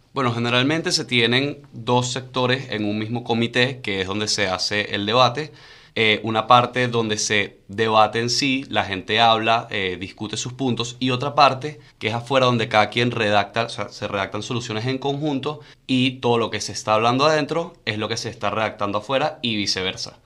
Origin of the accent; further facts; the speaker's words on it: Venezuela; como venezolanos